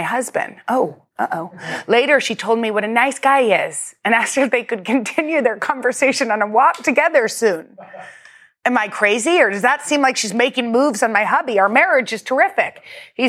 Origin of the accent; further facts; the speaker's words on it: the South, United States; We're all from the South